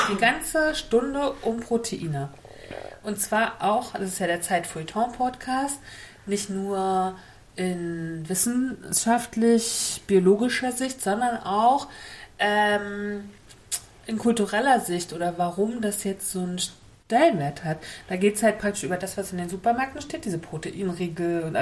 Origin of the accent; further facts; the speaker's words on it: Northern Germany, Germany; Norddeutsch das ist auch irgendwie meine Heimat und es verbindet mich